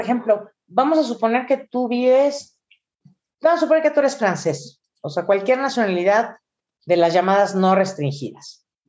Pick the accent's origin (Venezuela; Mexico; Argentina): Mexico; como mexicanos